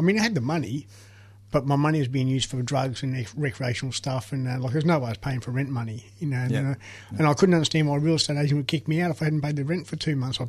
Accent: Melbourne, Victoria, Australia; I grew up on the Fitzroy Street, St Kilda, back in the day

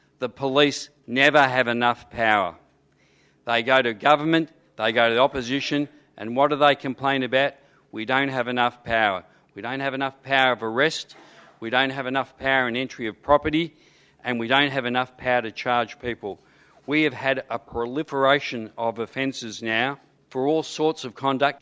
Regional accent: Footscray, Victoria, Australia; I grew up in Footscray in a housing commission estate.

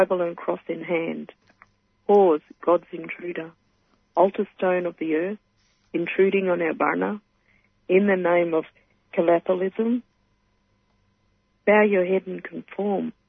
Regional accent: midwest of Western Australia, Australia; also born or lived in Geraldton; I'm from Western Australia, so I'm from in the midwest of Western Australia, and it's known as the Yamatji region

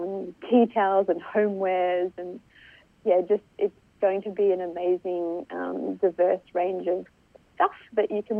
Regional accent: Solomon Islands; now in Australia; I'm from the Solomon Islands

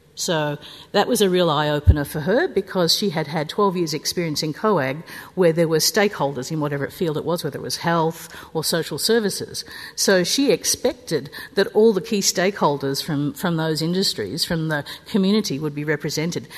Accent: New South Wales, Australia; I'm from New South Wales

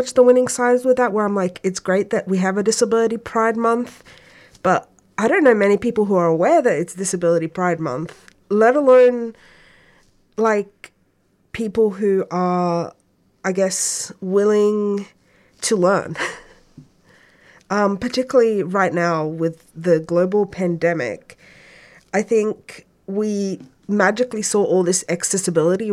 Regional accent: Egypt; now in Melbourne, Australia; I'm also originally from Egypt

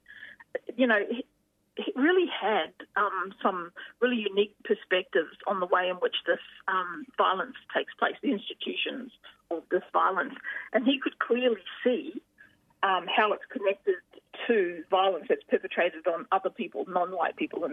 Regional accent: Wollongong, New South Wales, Australia; I'm just coming from Dharawal country today, where I was born and raised here, but my ancestors are actually from South Australia, and I grew up down here in the beautiful

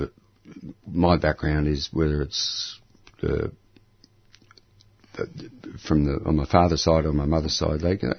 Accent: Camberwell, Victoria, Australia; also born or lived in Fitzroy, Melbourne; We grew up around Camberwell. And, but then, you know, once I fled the nest, I ended up living around the inner city of Melbourne and stayed that way ever since

